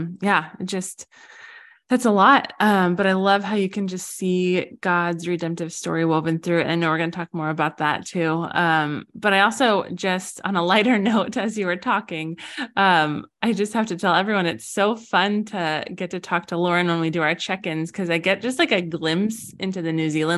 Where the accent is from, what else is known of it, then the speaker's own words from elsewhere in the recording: Colorado, United States; now in Southern California, United States; I grew up in Colorado where there's tons of snow